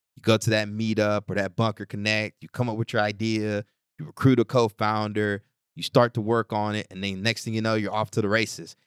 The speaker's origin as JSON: {"language": "English", "region": "Texas", "country": "United States", "moved": "as an adult", "said": "I'm from Texas"}